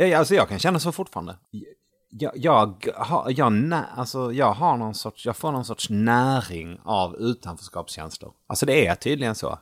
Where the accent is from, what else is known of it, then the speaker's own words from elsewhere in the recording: Malmö, Skåne, Sweden; moved away as an adult; also born or lived in Gothenburg / Sunne, Värmland; now in Stockholm, Sweden; växte jag upp i Malmö